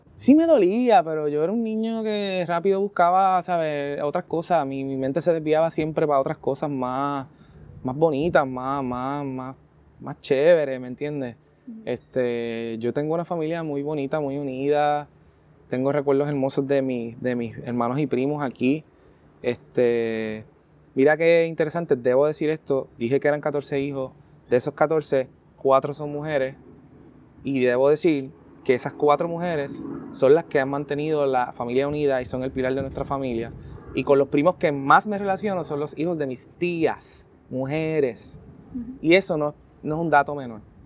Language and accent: Spanish; San Juan, Puerto Rico; also born or lived in Barrio Obrero; soy de Cangrejo, de aquí de Santurce